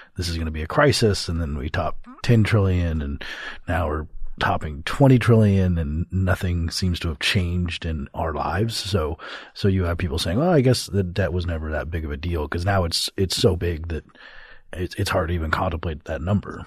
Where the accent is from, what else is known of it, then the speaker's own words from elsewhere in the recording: Colorado, United States; in my home state of Colorado